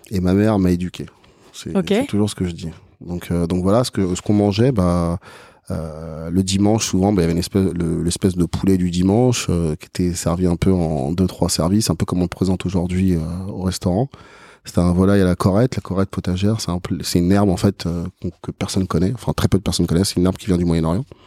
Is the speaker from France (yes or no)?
yes; France; Je suis né mm. en France, euh, je suis français, j'ai mes origines qui sont égyptiennes